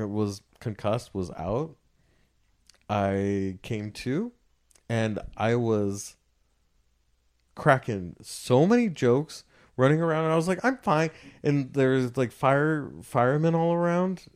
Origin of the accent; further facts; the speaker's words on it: California, United States; I'm from California